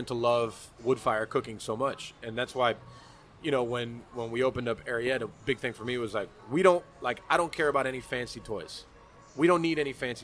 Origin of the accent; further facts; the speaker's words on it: Miami, Florida, United States; also born or lived in Virginia; I'm from Miami, and then, you know, I was Cuban